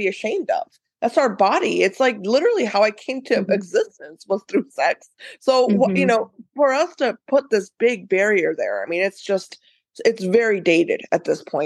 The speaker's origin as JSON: {"language": "English", "country": "United States", "tie": "born or raised there", "said": "growing up in the US"}